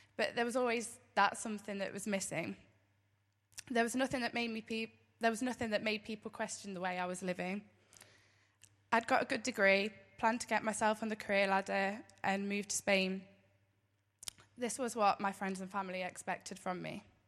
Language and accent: English; Derby, East Midlands, United Kingdom; born in Derby